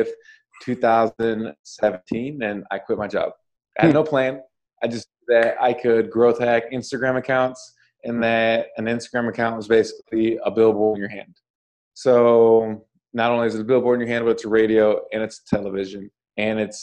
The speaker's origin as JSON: {"language": "English", "region": "Washington", "country": "United States", "also_born_or_lived": "Chicago", "moved": "yes", "said": "I'm originally from Washington State"}